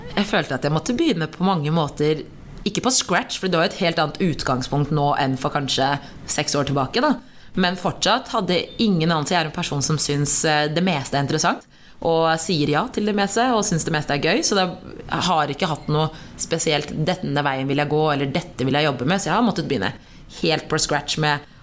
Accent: Norway; jeg har bakgrunn fra Eritrea, men født og oppvokst i Norge

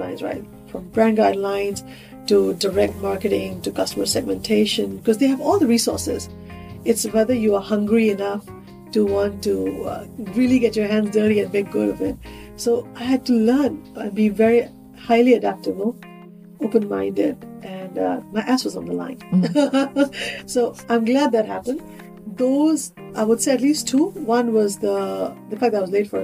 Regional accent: India; moved away as an adult; now in Singapore; I grew up in India

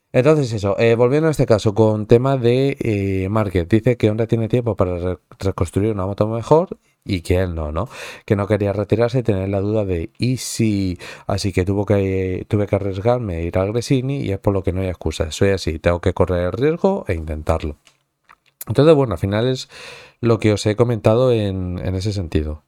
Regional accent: towns bordering Madrid, Community of Madrid, Spain; Que eres un poco de, pueblos así colindantes, es decir, no eres de Madrid centro-centro como tal

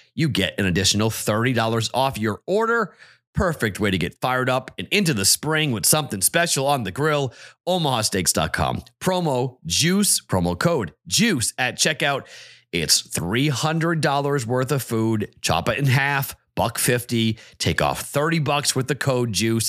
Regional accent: Massachusetts, United States; my home state

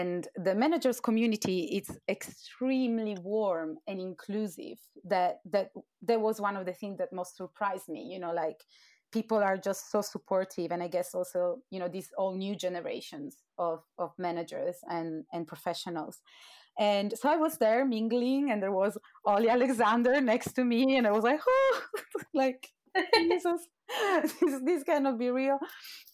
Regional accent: Turin, Piedmont, Italy; moved away as an adult; now in London, United Kingdom; I'm from Torino in northwest of Italy.

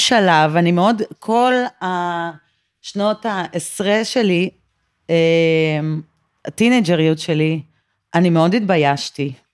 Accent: Tel Aviv, Tel Aviv District, Israel; מרכז תל אביב, אה, מהיום שעליתי לארץ, שזה מעל שלושים שנה.

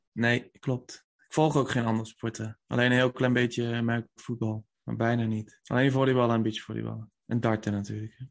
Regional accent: North Brabant, Netherlands; we komen natuurlijk uit Brabant

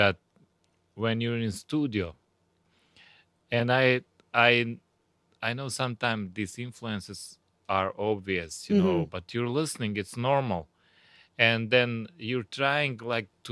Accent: Goražde, Federation of Bosnia and Herzegovina, Bosnia & Herzegovina; English is a second language; moved away as an adult; now in Florida, United States; my hometown, and that's Gorazde. It's eastern Bosnia.

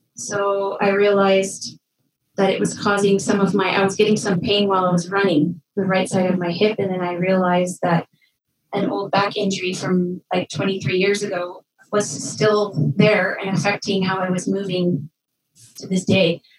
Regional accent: Red Lake, Ontario, Canada; moved away as an adult; also born or lived in Milan, Italy; I grew up in a small town in northwestern Ontario called Red Lake

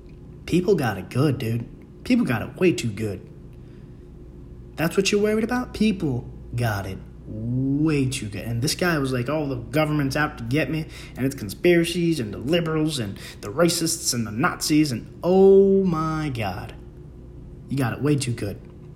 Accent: Bronx, New York, United States; now in Queens, United States; Dude, I came from the Bronx and I was like, oh, it's just the Bronx thing because of the quality of people. Came to Queens.

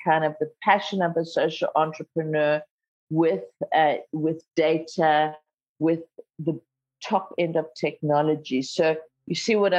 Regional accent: South Africa; first language Zulu; English is a second language; growing up in apartheid South Africa

